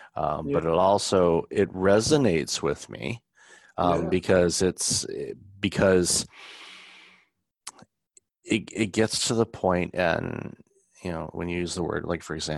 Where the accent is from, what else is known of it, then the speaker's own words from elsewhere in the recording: United States; now in Canada; because I'm American, you know, I live in Canada